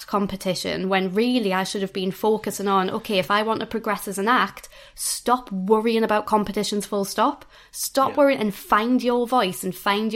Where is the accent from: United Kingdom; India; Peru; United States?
United Kingdom; Newcastle upon Tyne, North East England; I am from Newcastle.